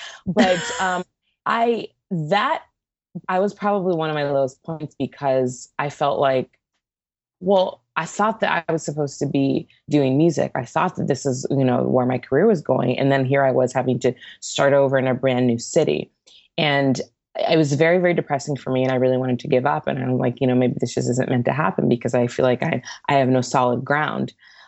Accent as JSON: {"language": "English", "town": "Santa Barbara", "region": "California", "country": "United States", "tie": "born or raised there", "said": "I grew up in Santa Barbara, actually."}